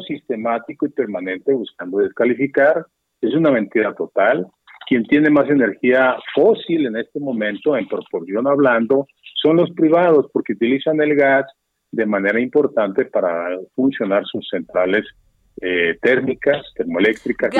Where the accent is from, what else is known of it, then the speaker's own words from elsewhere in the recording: Mexico; somos los mexicanos los que pagamos todo eso hoy